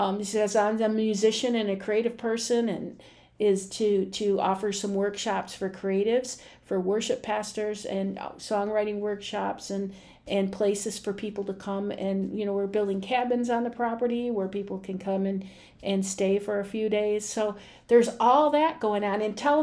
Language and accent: English; Detroit, Michigan, United States; in Detroit. I don't know what a farm is.